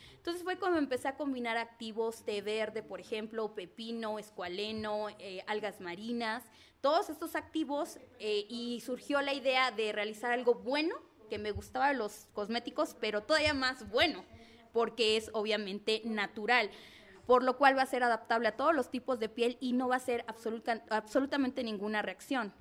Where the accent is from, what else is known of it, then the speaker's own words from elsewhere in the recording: Zacatelco, Tlaxcala, Mexico; soy originaria de Zacatelco, Tlaxcala